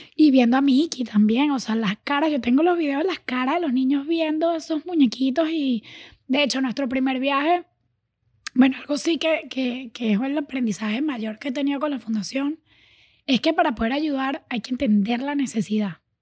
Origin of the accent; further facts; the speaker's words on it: Venezuela; now in Miami, United States; Yo sí crecí en Venezuela, eh, me crié en Venezuela